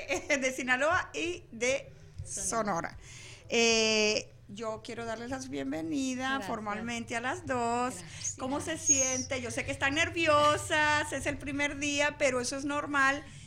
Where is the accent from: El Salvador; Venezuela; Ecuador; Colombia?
Venezuela; moved away; yo que soy venezolana